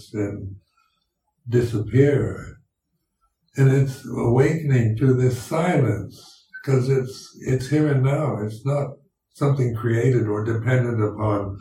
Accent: United States; accent: American English; first language English; my native tongue is English, and American English, and it's, I learned to speak it when I was growing up

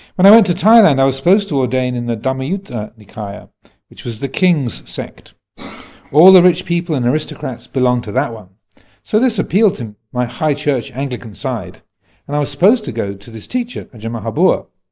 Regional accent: United States; moved away; I am an American

